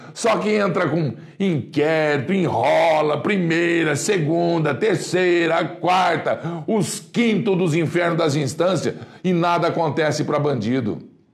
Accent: Brazil; eu sou brasileiro

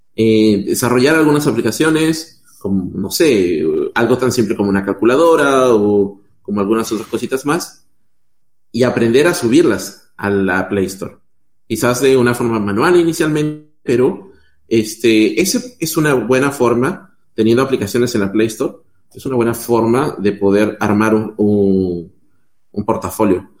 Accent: Peru; moved away as an adult; also born or lived in Mexico; now in Chile; yo soy de Perú

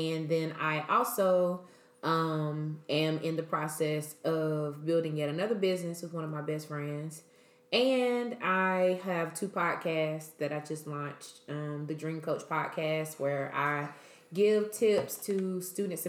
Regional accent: Greensboro, North Carolina, United States; I'm from Greensboro, North Carolina, born and raised

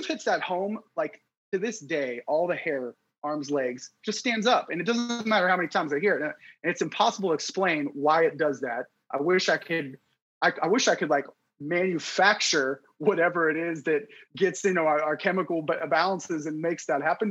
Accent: Youngstown, Ohio, United States; growing up I grew up in Youngstown

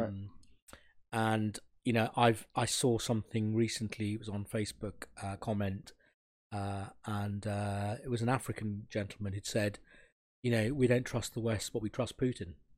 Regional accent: Sri Lanka; I'm a burgher from Sri Lanka

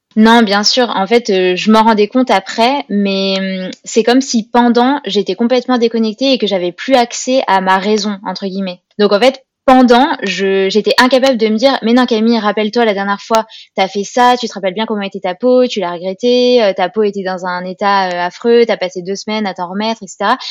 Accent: Grenoble, Auvergne-Rhône-Alpes, France; je suis originaire de Grenoble

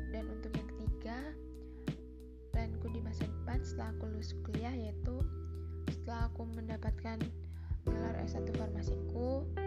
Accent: Indonesia; aku lahir di Rahamurti, dua puluh tiga Juni dua ribu tiga

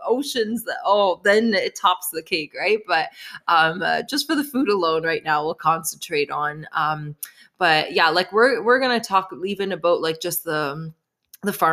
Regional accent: Canada; I'm from Canada

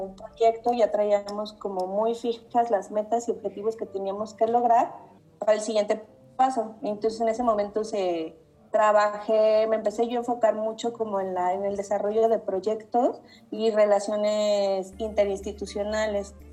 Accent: Uruapan, Michoacán, Mexico; also born or lived in Morelia; soy de Uruapan. Entonces llegué a, a Morelia, a la universidad

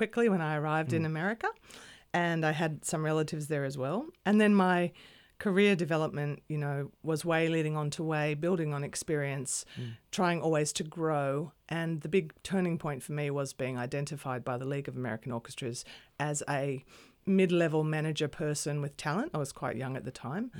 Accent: Sydney, New South Wales, Australia; moved away as an adult; also born or lived in New York, United States; I grew up here in Sydney in leafy Wurunga, and I was educated here

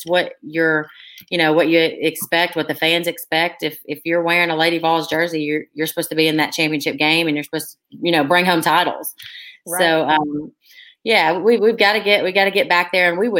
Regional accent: Cleveland, Tennessee, United States; I'm from Cleveland, Tennessee. That's actually where I am currently. And I grew up here my whole life

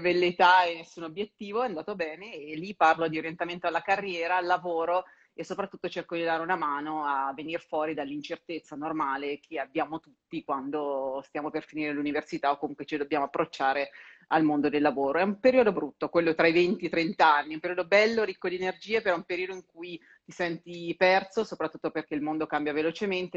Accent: Perugia, Umbria, Italy; moved away as an adult; now in Milan, Italy; io sono di Perugia e ho, scel- ho dovuto fare l'università in sede

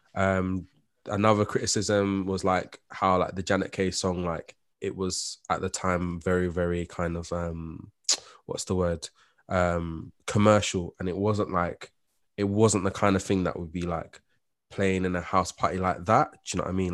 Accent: London, United Kingdom; as a black person that's born and raised and growing up in London with West Indian descent

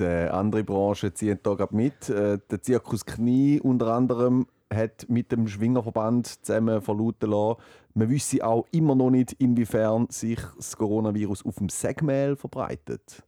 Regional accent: Schaffhausen, Switzerland; bei uns in Schaffhausen.

